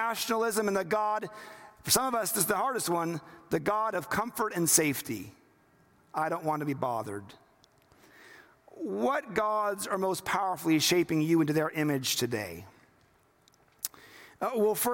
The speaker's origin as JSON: {"language": "English", "town": "Seattle", "region": "Washington", "country": "United States", "tie": "born or raised there", "said": "I grew up in Seattle"}